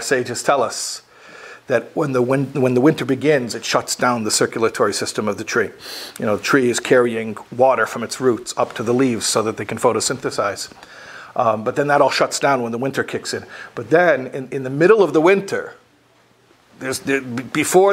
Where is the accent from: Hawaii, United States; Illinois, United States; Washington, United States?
Illinois, United States; Chicago; When I was a kid growing up in Chicago